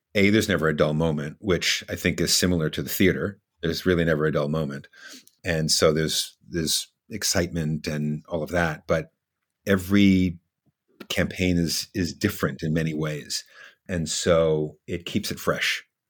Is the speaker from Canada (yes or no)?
no; New Jersey, United States; moved away as an adult; also born or lived in Brooklyn, New York; now in Washington, United States; I actually grew up in New Jersey.